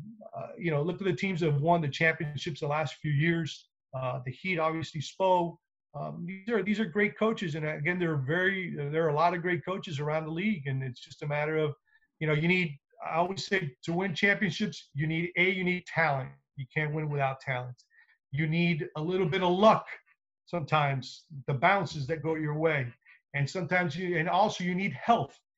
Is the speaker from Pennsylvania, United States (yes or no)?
no; Miami, Florida, United States; I was born and raised here in Miami.